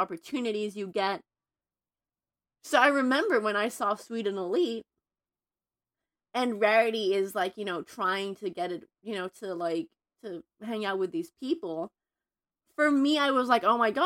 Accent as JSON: {"language": "English", "country": "Mexico", "tie": "born or raised there", "moved": "as an adult", "lives_now": "Los Angeles, United States", "said": "I'm Mexican American, but I grew up in Mexico until 3 years ago."}